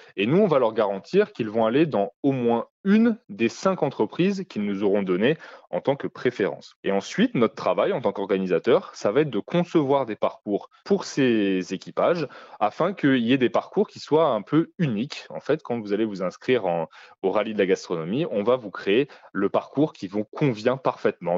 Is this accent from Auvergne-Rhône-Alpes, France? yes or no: yes; Lyon, Auvergne-Rhône-Alpes, France; je ne suis pas originaire à la base de la région euh, dromardèche, mais je viens de Lyon.